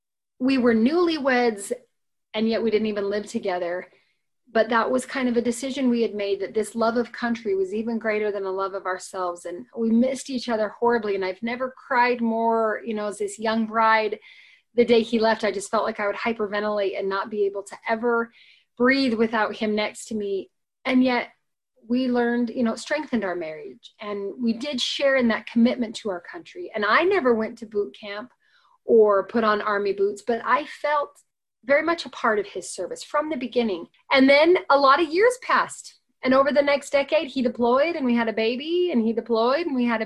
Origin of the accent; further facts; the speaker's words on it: United States; also born or lived in Ogden, Utah; they could recognize I was an American